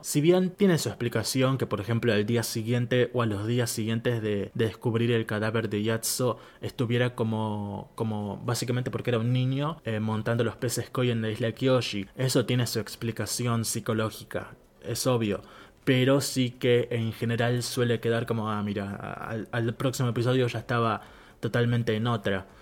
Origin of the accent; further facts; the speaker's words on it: Argentina; soy argentino.